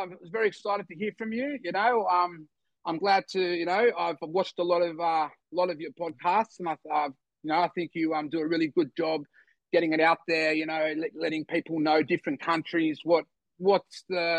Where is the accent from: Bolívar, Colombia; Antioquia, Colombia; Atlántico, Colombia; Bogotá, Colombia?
Bogotá, Colombia; also born or lived in Bondi; now in Sydney, Australia; I am from the eastern suburbs, from Bondi. I was born in Colombia, in South America, in Bogota. I was raised in an orphanage there.